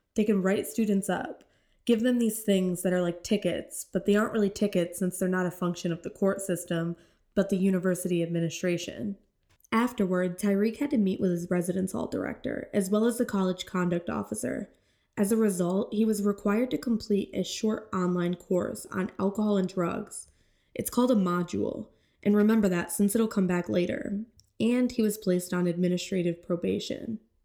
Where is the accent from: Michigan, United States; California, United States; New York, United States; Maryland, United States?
New York, United States; St. Lawrence County; I grew up in St. Lawrence County